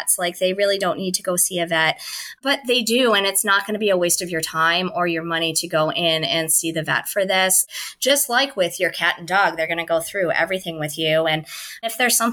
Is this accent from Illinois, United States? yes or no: yes; Chicago, Illinois, United States; moved away; I'm originally from Chicago